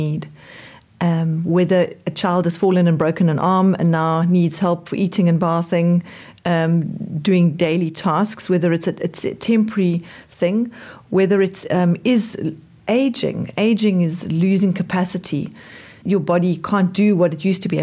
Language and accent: English; Johannesburg, Gauteng, South Africa; now in Cape Town, South Africa; I was born in Johannesburg.